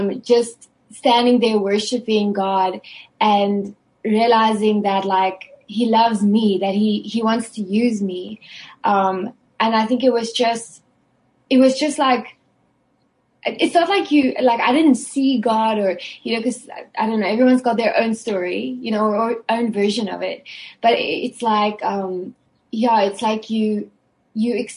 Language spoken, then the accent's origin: English; South Africa; I was born in South Africa